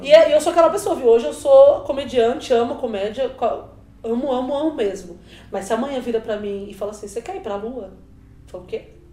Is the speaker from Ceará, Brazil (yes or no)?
no; São Paulo, Brazil; also born or lived in Itabuna, Bahia (born); Eu sou de uma periferia de São Paulo